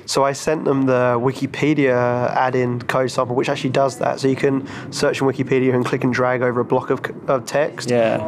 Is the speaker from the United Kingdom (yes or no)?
yes; London, United Kingdom; moved away; We are in London, my hometown